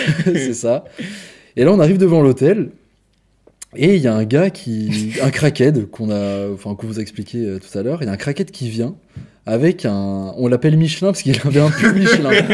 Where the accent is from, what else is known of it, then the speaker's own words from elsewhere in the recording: France; quand on est français